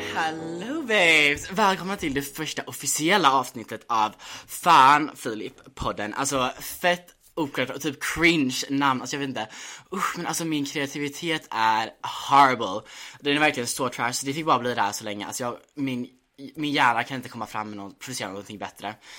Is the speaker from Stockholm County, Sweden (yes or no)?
no; Gothenburg, Västra Götaland, Sweden; moved away as an adult; now in London, United Kingdom; Jag gick gymnasiet i Göteborg, så här, jag växte upp typ i Göteborg. Eller ja, jag vet inte, halvt.